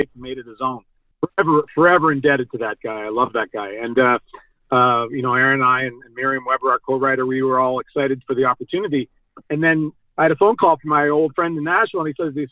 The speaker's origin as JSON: {"language": "English", "town": "Toronto", "region": "Ontario", "country": "Canada", "tie": "born or raised there", "said": "I grew up in Don Mills"}